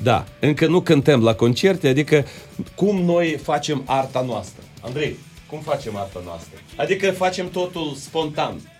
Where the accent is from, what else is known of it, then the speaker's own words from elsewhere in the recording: Strășeni, Strășeni District, Moldova; noi suntem din Strășeni, adică un orașel mic lângă Chișinău